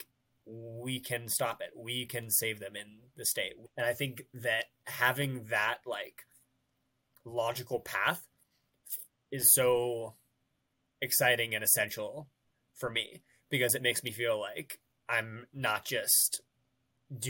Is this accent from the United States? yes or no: yes; Western Colorado, United States; I grew up in Western Colorado, like surrounded by national forest